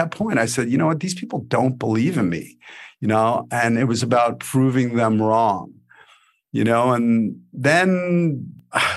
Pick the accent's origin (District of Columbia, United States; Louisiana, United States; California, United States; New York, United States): New York, United States; New York City; I grew up in Brooklyn in the 80s, you know, the 70s and the 80s